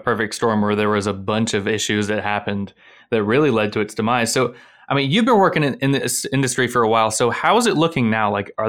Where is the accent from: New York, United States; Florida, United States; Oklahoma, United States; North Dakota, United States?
Florida, United States; Blountstown; being raised in Florida, I mean, I'm from Bluntstown, and you know the Apalachicola River goes right through it.